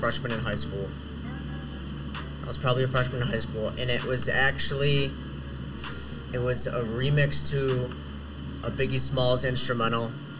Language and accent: English; Wheeling, Illinois, United States; now in Waukegan, United States; Well, I'm from Wheeling, Illinois.